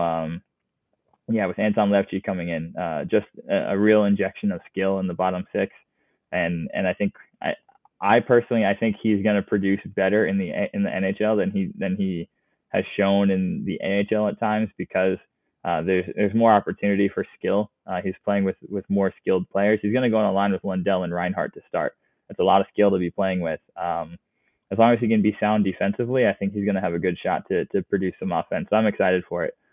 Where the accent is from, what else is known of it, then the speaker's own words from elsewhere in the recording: United States; as an American hockey fan